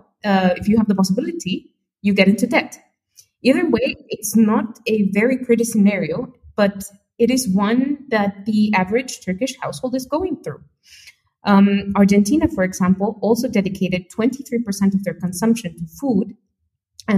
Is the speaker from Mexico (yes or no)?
yes; Mexico; my home country of Mexico